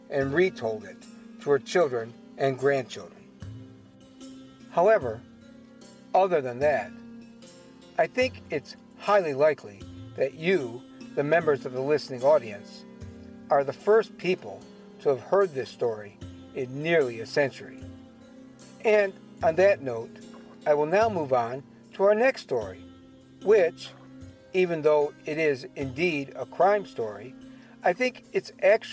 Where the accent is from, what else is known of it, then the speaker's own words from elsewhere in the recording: Cleveland, Ohio, United States; Cleveland happens to be my hometown, the community where I have lived nearly all my life